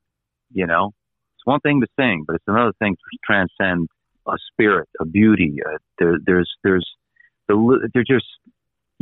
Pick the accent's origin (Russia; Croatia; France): Croatia; moved away; I was born in Croatia.